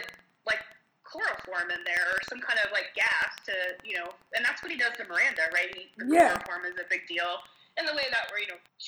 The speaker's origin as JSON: {"language": "English", "town": "Marietta", "region": "Ohio", "country": "United States", "tie": "born or raised there", "said": "my hometown. Marietta, Ohio"}